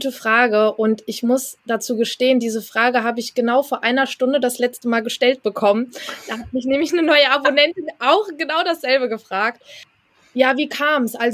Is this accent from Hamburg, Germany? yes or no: no; Hesse, Germany; ich komme aus Hessen